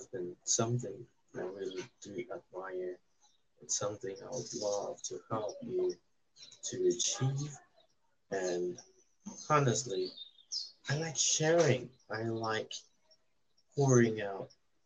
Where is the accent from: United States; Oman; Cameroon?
Cameroon; I'm a Cameroonian nationality